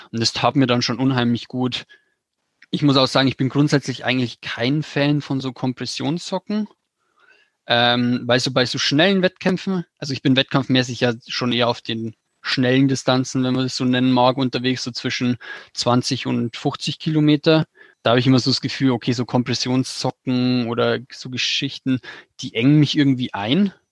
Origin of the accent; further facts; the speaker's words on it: Bavaria, Germany; Also ich komme aus dem Bayerischen Wald